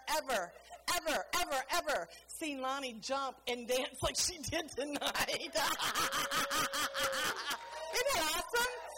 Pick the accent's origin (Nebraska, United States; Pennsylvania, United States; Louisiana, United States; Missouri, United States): Louisiana, United States; New Orleans; moved away as an adult; now in Bulgaria; I'm from New Orleans